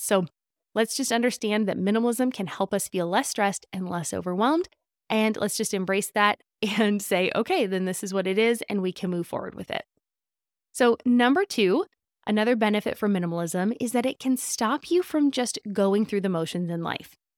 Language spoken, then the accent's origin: English; Southern California, United States; Growing up in Southern California